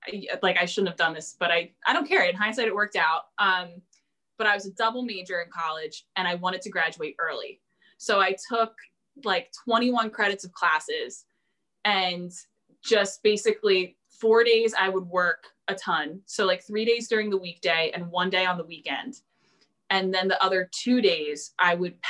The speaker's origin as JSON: {"language": "English", "region": "New Jersey", "country": "United States", "tie": "born or raised there", "also_born_or_lived": "Hawaii", "lives_now": "Philadelphia, United States", "said": "I grew up in South Jersey."}